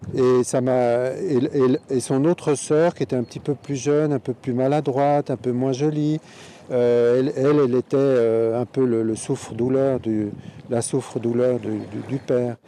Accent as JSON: {"language": "French", "region": "Geneva", "country": "Switzerland", "tie": "born or raised there", "said": "j'aime beaucoup Genève, bon, c'est ma ville natale, euh, j'ai grandi"}